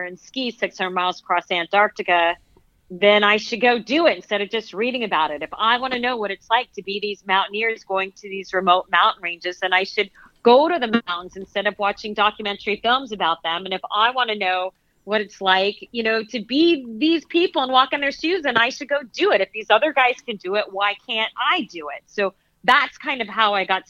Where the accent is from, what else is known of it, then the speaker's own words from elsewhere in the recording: Phoenix, Arizona, United States; I grew up in Phoenix, Arizona.